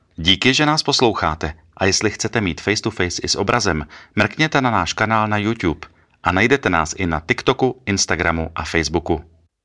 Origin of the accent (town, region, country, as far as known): Czechia